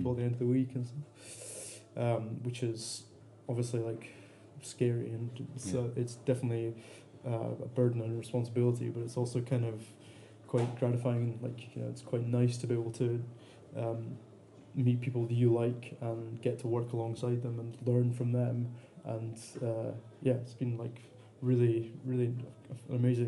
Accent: the Cairngorms, Scotland, United Kingdom; now in Edinburgh, United Kingdom; I was coming from the Cairngorms

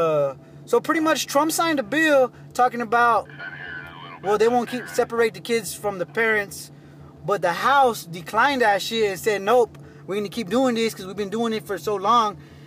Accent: Texas, United States; I'm a United States citizen. I grew up in Texas

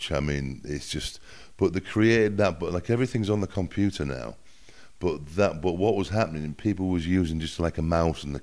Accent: England, United Kingdom; accent: northern English; But my accent is from the north of England, so it's a little bit different from the from the southern accent.

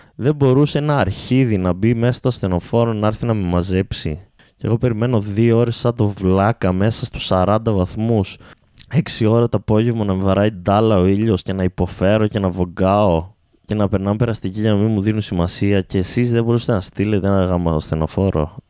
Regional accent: Alexandroupoli, Eastern Macedonia and Thrace, Greece; moved away as an adult; also born or lived in Orestiada; now in Thessaloniki, Greece; την πόλη μου

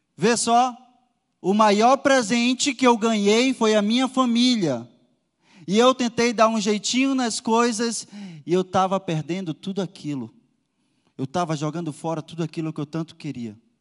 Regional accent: Manaus, Amazonas, Brazil; moved away; Eu sou de Manaus

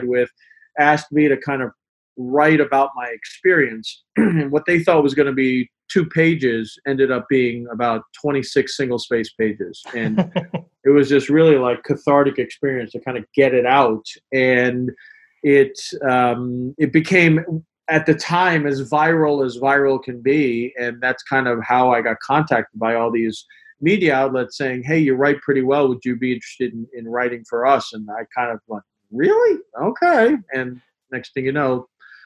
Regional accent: New York, United States; moved away as an adult; now in Boston, United States; I grew up in New York and came up here for college and basically have never left

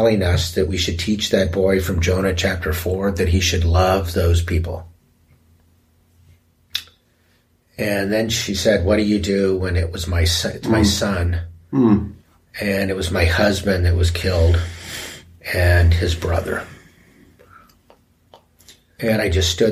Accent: United States; being an American

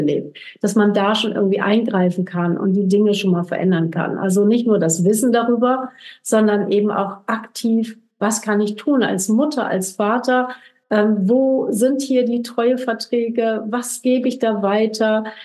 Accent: Germany; wir als Deutsche

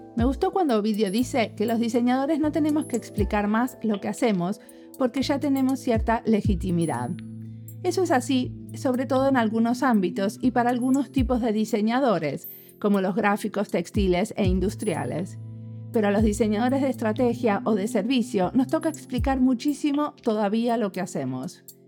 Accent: Argentina; soy argentina

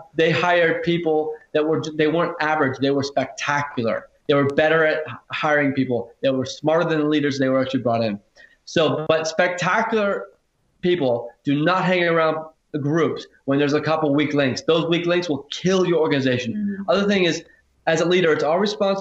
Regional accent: Silicon Valley, California, United States; also born or lived in Hawaii; now in Australia; I'm originally from Silicon Valley, which is the United States, and originally born in Hawaii, then moved to Silicon Valley

